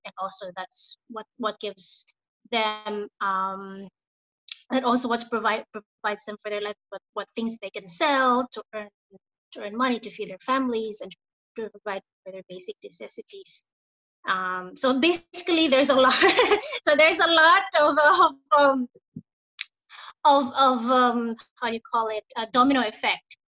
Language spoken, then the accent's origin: English; Philippines; moved away as an adult; now in Bali, Indonesia; I'm originally from the Philippines. Um, I moved here in Bali in 2014, so almost six years now